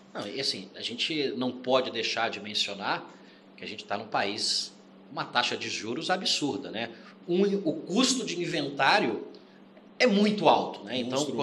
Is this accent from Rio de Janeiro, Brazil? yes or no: yes; Rio de Janeiro, Brazil; moved away as an adult; also born or lived in Curitiba; now in São Paulo, Brazil; Sou carioca, estou em São Paulo há 14 anos